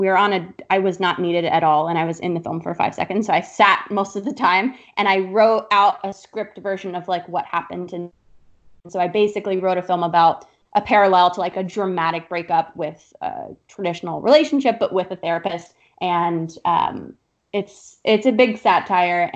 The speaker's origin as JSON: {"language": "English", "region": "South Florida", "country": "United States", "also_born_or_lived": "Upper East Side, New York", "moved": "yes", "lives_now": "New York, United States", "said": "I moved to the Upper East Side like a classic New York Jew from South Florida would"}